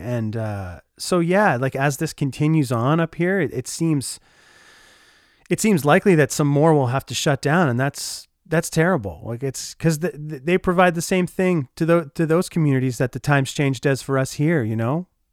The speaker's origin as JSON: {"language": "English", "town": "Oshawa", "region": "Ontario", "country": "Canada", "tie": "born or raised there", "moved": "as an adult", "lives_now": "Winnipeg, Canada", "said": "I grew up in Oshawa, Ontario, and call Winnipeg, Manitoba, Canada, home now for about eight years."}